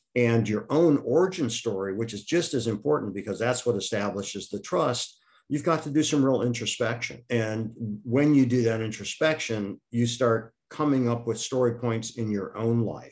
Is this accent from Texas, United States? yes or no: no; Akron, Ohio, United States; moved away; also born or lived in Wisconsin; I'm originally from Akron, Ohio rubber capital of the United States.